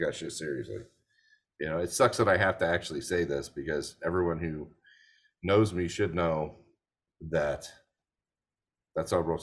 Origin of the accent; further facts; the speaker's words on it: United States; I'm actually from the United States